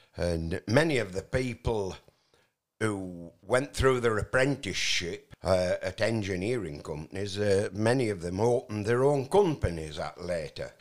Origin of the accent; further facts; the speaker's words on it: Barnoldswick, Yorkshire and the Humber, United Kingdom; also born or lived in Austria; I was raised in a little town called Barnolds, whi-, which is in between Skipton and Burnley.